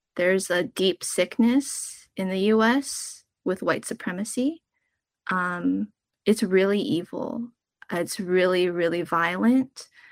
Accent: Southern California, United States; born or raised there

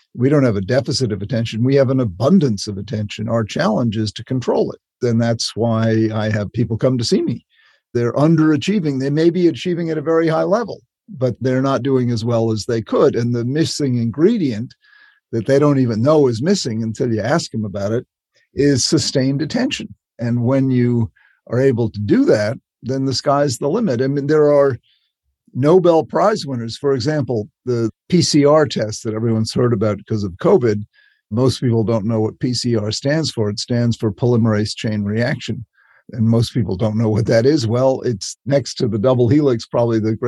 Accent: Chatham, Massachusetts, United States; I grew up on Cape Cod in a little town called Chatham

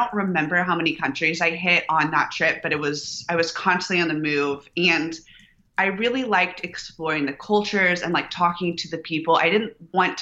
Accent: Houston, Texas, United States; moved away as an adult; now in Austin, United States; I was born in Houston to entrepreneurs.

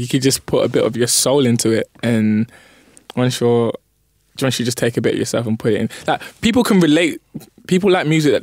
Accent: London, United Kingdom; I was born in East, lived there for a bit, come to North.

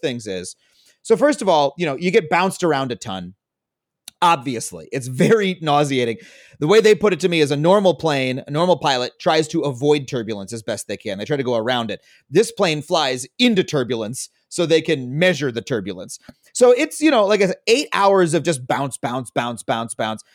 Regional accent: Long Island, New York, United States; I grew up on Long Island

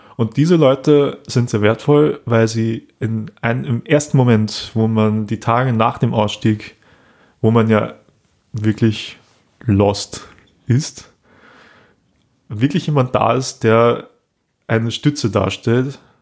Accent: Austria; hier bei uns in Österreich

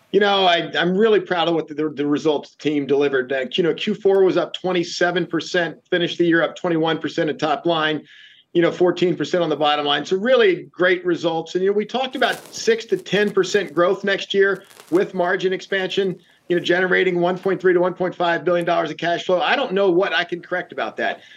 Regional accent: Shenandoah Valley, Virginia, United States; I grew up in the Shenandoah Valley of Virginia, so I've been around this equipment all my life

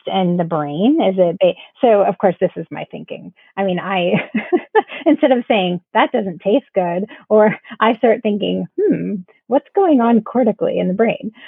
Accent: Florida, United States; now in South Carolina, United States; we're originally from Florida. So um, after moving a couple states up

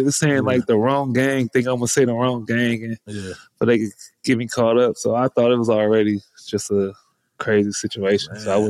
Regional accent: Los Angeles, California, United States; I was born and raised in South Central, West LA.

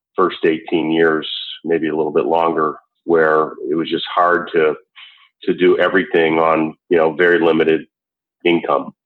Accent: Buffalo, New York, United States; there was clearly a lot of stress when growing up in Buffalo

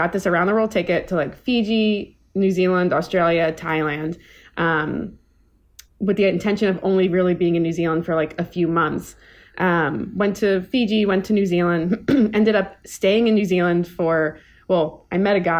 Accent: Maryland, United States; I'm from Maryland, actually. My dad is Iranian, my mom's Italian. She's from Massachusetts. So went to the University of Maryland, College Park

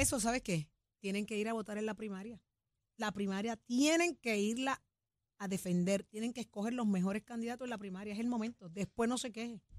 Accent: Puerto Rico

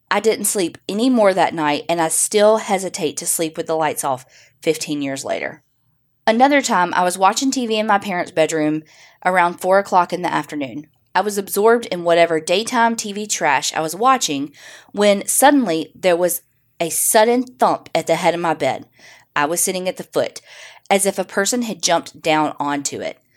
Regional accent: Northeast, United States; My parents like old houses, and growing up in the Northeast, there was no shortage of houses and local history and lore.

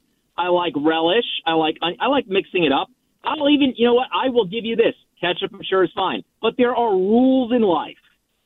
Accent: New York, United States; I'm from New York.

